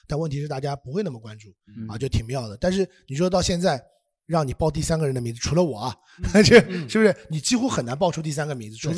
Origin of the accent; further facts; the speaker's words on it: Shanghai, China; 我上海人。